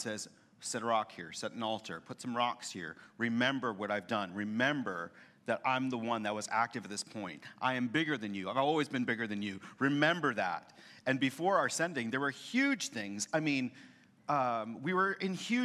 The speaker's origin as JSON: {"language": "English", "town": "Boston", "region": "Massachusetts", "country": "United States", "moved": "as an adult", "lives_now": "San Antonio, United States", "said": "I'm from Boston."}